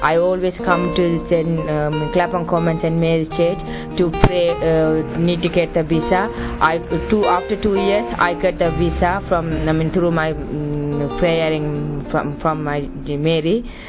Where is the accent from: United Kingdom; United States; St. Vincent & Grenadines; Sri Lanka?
Sri Lanka; English is a second language; moved away; I come from Sri Lanka. I am Tamil. I speak Tamil.